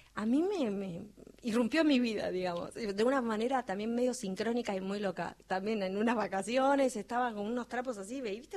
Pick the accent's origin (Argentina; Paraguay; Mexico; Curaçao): Argentina; como argentinos